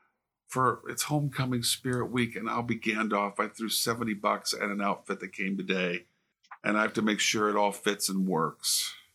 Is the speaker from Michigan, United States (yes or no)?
no; Illinois, United States; I grew up in Illinois, where all the corn is.